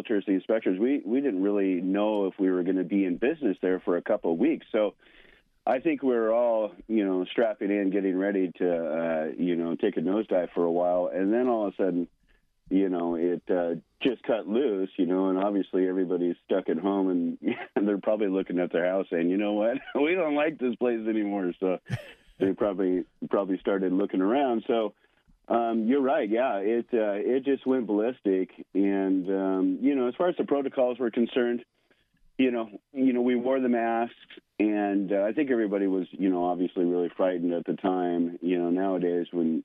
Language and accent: English; Spokane, Washington, United States; originally I'm from the Spokane area, and that's where I was raised